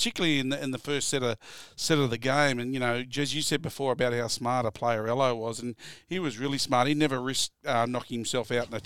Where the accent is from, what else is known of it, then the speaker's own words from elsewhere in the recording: Wollumbaloo, New South Wales, Australia; me growing up in Wollumbaloo